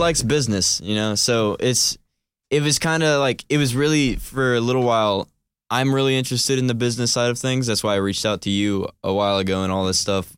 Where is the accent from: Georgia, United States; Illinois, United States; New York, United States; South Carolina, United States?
Georgia, United States; Cumming; I'm from Cumming, Georgia